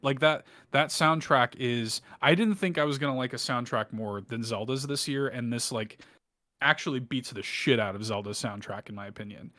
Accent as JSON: {"language": "English", "region": "Midwest", "country": "United States", "said": "I'm from the Midwest as well"}